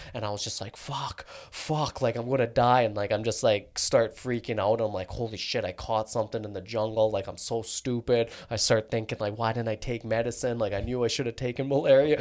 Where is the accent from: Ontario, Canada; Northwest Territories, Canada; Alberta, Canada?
Alberta, Canada; Calgary; also born or lived in London, England; I was born in Calgary.